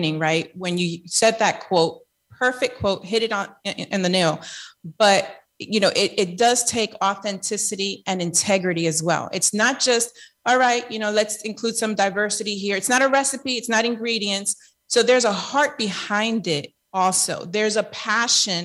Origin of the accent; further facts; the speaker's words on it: New York City, New York, United States; moved away as an adult; also born or lived in Lakeland, Florida; now in Tampa, United States; I grew up in Queens, New York.